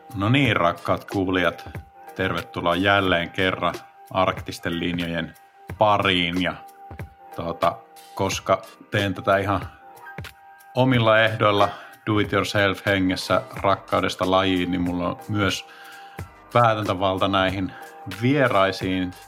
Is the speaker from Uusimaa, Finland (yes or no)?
yes; Espoo, Uusimaa, Finland; moved away as an adult; also born or lived in Rovaniemi; mä oon Espoosta kotoisin